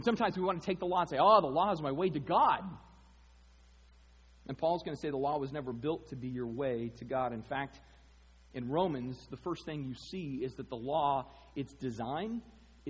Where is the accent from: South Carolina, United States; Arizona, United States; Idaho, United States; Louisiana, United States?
Arizona, United States; I grew up in Arizona.